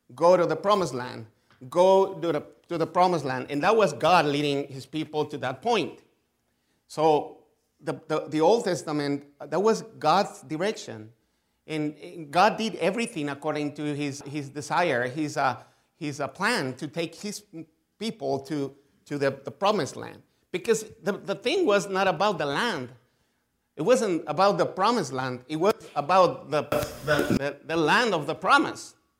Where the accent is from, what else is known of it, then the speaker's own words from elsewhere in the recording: Mexico; English is a second language; I was born in Mexico. I grew up in Mexico. I'm still here. I live in Mexico, actually